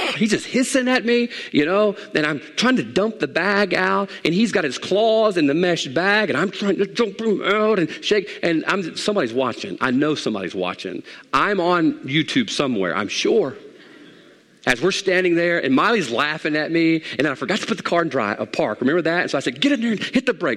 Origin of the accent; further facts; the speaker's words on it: Mississippi, United States; also born or lived in Monroe; Growing up in Mississippi